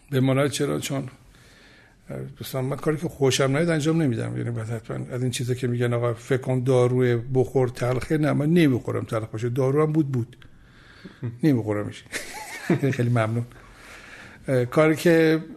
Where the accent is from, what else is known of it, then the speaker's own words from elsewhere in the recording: Tehran, Tehran Province, Iran; خودم پدرم مادرم تهران دنیا آمدیم در محل نارمک تهران در واقع دنیا آمدم و بزرگ شدم